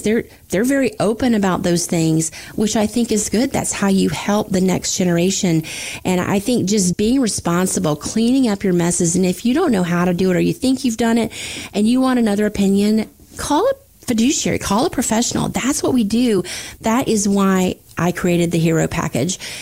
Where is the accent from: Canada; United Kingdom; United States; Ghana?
United States; the Panhandle of Florida; also born or lived in Tampa Bay area, Florida; I grew up in the Panhandle of Florida with the world's most beautiful beaches